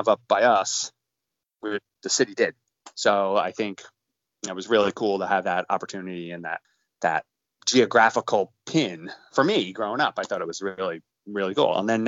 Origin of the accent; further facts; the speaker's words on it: Hudson Valley, New York, United States; born and raised in the Hudson Valley, New York, upstate New York